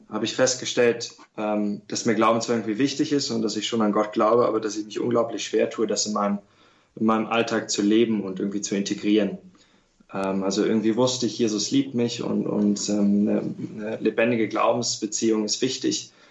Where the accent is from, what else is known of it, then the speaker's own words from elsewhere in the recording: Berlin, Germany; Ja, ähm, ich bin katholisch aufgewachsen in Berlin